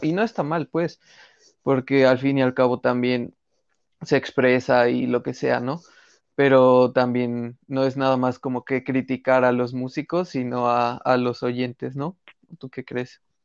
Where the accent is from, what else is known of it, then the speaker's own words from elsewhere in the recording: Mexico; nuestra cultura como mexicanos